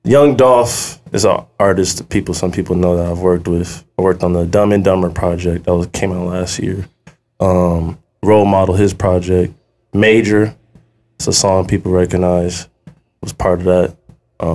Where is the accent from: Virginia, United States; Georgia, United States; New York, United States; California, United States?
California, United States; Long Beach; from Long Beach